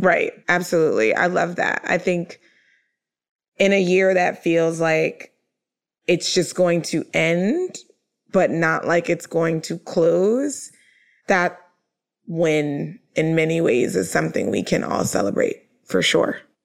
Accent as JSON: {"language": "English", "region": "New York", "country": "United States", "said": "I'm a New Yorker"}